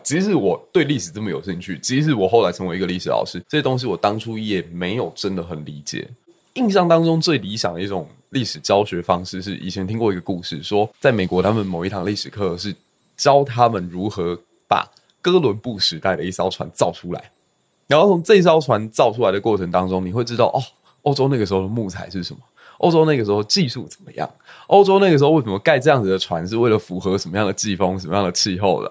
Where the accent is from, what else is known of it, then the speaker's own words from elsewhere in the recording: Kaohsiung, Taiwan; also born or lived in Fengshan District, Kaohsiung; 我是高雄小港区长大，然后后来有到峰山区去